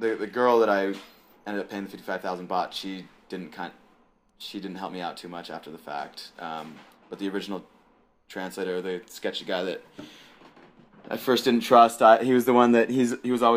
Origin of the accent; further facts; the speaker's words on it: United States; I'm an American